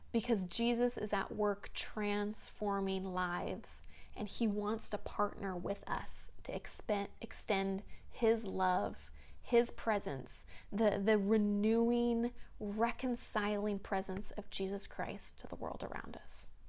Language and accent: English; the South, United States; moved away; When I grew up in the South, it seemed like almost every home had a, a big front porch